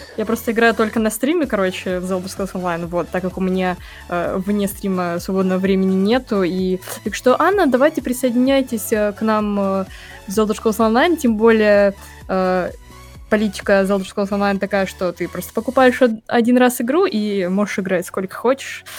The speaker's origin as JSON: {"language": "Russian", "town": "Rostov-on-Don", "region": "Rostov Oblast", "country": "Russia", "said": "Я сама из Ростова-на-Дону"}